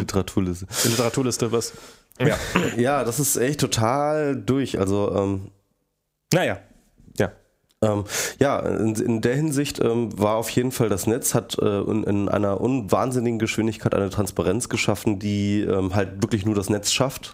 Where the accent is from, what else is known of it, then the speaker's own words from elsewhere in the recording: Hanover, Lower Saxony, Germany; moved away; In Hannover, meiner ehemaligen Heimatstadt. Ich komme aus Hannover übrigens. Ähm, bin da geboren worden